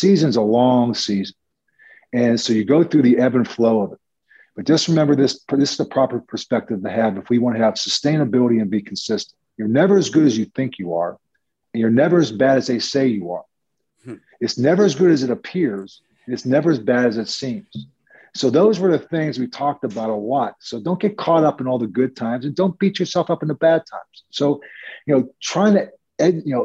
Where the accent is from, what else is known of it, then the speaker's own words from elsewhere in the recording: Pittsburgh, Pennsylvania, United States; moved away as an adult; now in New York, United States; from growing up in Pittsburgh to being a full-time New Yorker